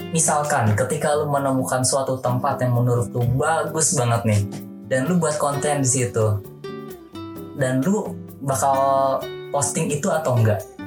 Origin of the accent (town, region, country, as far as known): Bogor, West Java, Indonesia; born or raised there